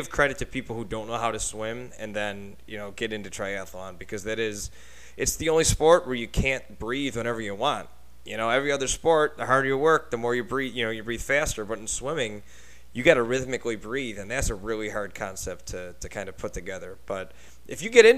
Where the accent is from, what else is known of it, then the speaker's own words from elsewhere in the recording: Buffalo, New York, United States; now in Dallas, United States; I'm from Buffalo